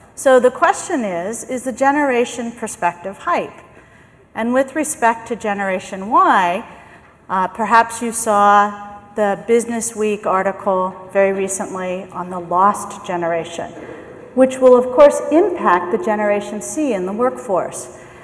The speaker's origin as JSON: {"language": "English", "town": "San Francisco", "region": "California", "country": "United States", "said": "I am from San Francisco. I'm from the US"}